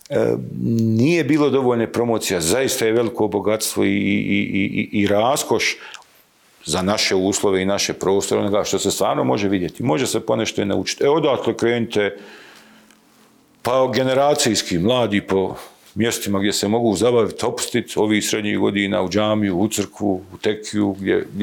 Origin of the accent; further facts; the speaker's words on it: Bosnia & Herzegovina; ja sam iz Sarajevskog Sanđaka